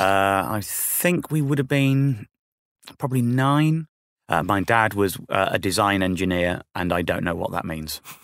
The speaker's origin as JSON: {"language": "English", "town": "Stafford", "region": "West Midlands", "country": "United Kingdom", "tie": "born or raised there", "said": "Stafford is my hometown"}